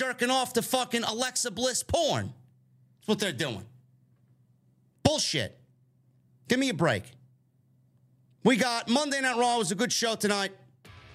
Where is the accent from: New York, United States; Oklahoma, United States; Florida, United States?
New York, United States; New York City; I'm a Sicilian from the Bronx